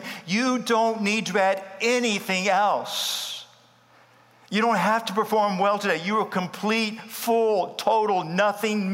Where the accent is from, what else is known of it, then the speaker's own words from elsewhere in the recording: Starr County, Deep South Texas, United States; first language English; The earliest memory was going to first grade. Deep South Texas, Starr County. English is my first language.